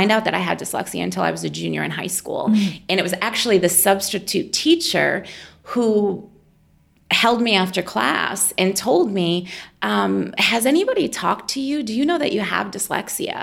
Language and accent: English; Lowell, Massachusetts, United States; accent: Boston; moved away as an adult; now in Indianapolis, United States; I grew up just north of Boston in a city called Lowell